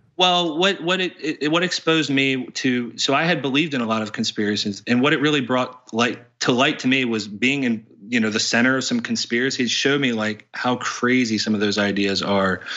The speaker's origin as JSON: {"language": "English", "region": "West Virginia", "country": "United States", "tie": "born or raised there", "said": "I grew up in a small town in West Virginia."}